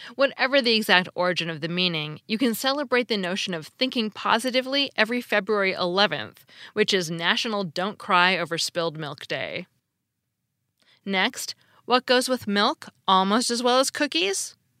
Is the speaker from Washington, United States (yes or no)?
yes; Seattle, Washington, United States; I grew up in Seattle, where it's dark a lot in the winter